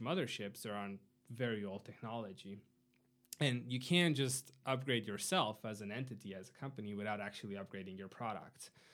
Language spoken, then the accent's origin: English; Arad, Arad County, Romania; moved away as an adult; now in United States; my hometown, uh, Arad